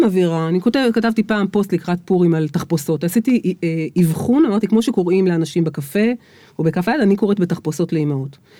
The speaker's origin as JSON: {"language": "Hebrew", "town": "Beersheba", "region": "Southern District", "country": "Israel", "tie": "born or raised there", "said": "על הילדות שלי באר שבע, על שנות ה-70"}